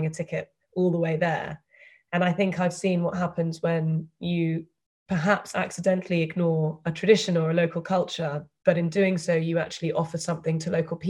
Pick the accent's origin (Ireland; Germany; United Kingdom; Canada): United Kingdom; accent: British; moved away as an adult; also born or lived in London; I spent the first 22 years of my life living and studying in the UK